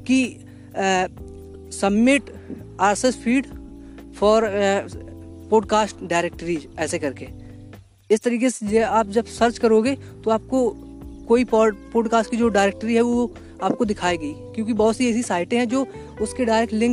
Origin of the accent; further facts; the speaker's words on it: India; अगर आप इंडिया से हो है ना चूँकि मैं इंडिया से हूँ इसलिए आपको थोड़ा कनेक्ट भी मिलेगा